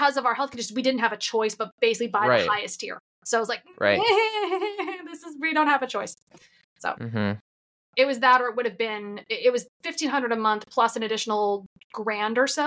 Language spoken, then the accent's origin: English; United States; moved away as an adult; now in Netherlands; as an American